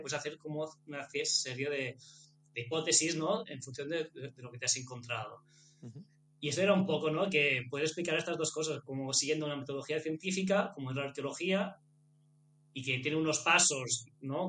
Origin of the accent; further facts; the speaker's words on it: Menorca, Balearic Islands, Spain; somos los dos de Menorca